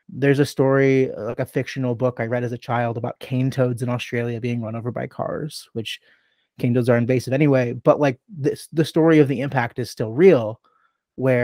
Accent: Chicago, Illinois, United States; my hometown, the city of Chicago

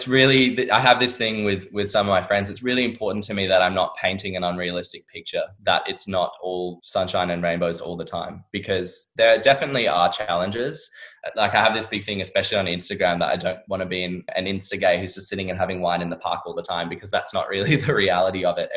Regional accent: Perth, Western Australia, Australia; moved away as an adult; now in London, United Kingdom; I absolutely loved living in Perth

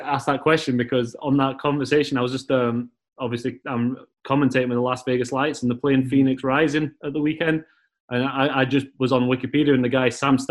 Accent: England, United Kingdom; moved away; when I came up from England and you went to Hutchie, it was like, when in England, I'm born in November

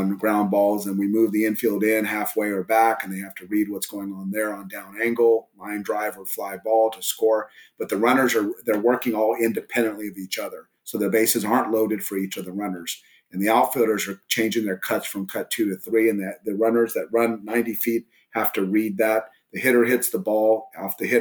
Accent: Southern California, United States; also born or lived in El Paso, Texas; now in Texas, United States; I grew up originally in Southern California before I moved to Texas

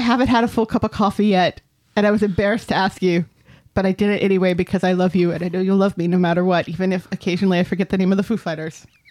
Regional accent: United States; I am both American

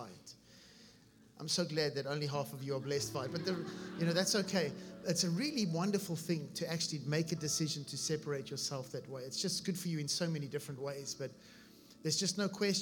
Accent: South Africa; moved away as an adult; now in Vero Beach, United States; I was born in South Africa, and we came here about 15 years ago, my wife

